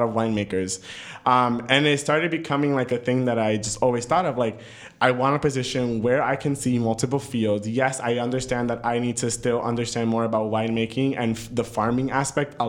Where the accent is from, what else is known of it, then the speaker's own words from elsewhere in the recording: New York City, New York, United States; moved away as an adult; now in Napa, United States; the same town I grew up